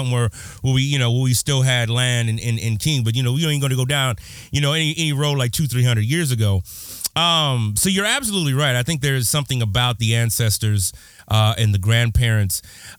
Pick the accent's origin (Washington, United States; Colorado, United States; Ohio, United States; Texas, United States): Texas, United States; born there; also born or lived in California; I consider California home, but I was born in Texas, a small rural town. I was the only Black kid in about a 40-mile radius.